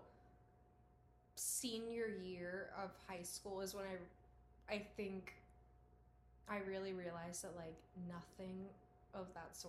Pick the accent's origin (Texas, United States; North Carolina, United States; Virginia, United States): Virginia, United States; Martinsville; moved away; also born or lived in Stuart, Virginia / Danville, Virginia; I come, like, originally, like, my hometown is Martinsville, Virginia